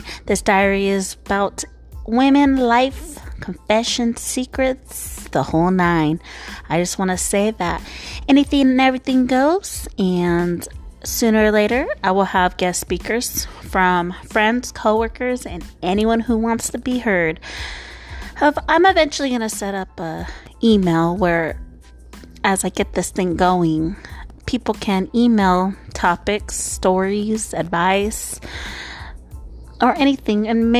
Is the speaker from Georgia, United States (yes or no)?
no; California, United States; born and raised in California, good old Golden State. You know, don't really travel much outside of the country. USA girl.